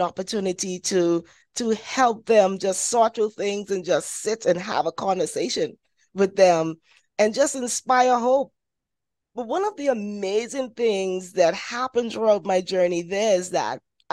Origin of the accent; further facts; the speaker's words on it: Bahamas; I'm from the Bahamas.